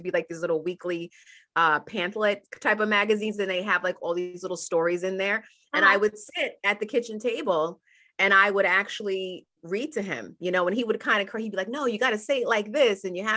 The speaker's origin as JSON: {"language": "English", "town": "Middletown", "region": "New York", "country": "United States", "tie": "born or raised there", "also_born_or_lived": "Albany, New York", "said": "I was born in Albany, New York, which is upstate New York, and moved to Middletown, New York, which is the Hudson Valley of New York when I was a little kid"}